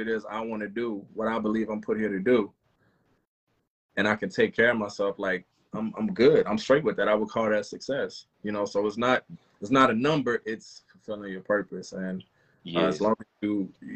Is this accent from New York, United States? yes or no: no; South Louisiana, United States; I'm from South Louisiana.